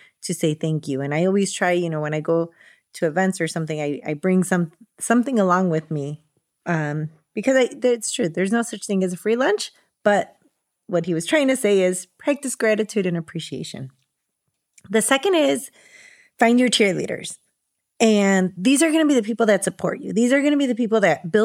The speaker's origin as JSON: {"language": "English", "town": "Chicago", "region": "Illinois", "country": "United States", "tie": "born or raised there", "said": "I was born here in Chicago"}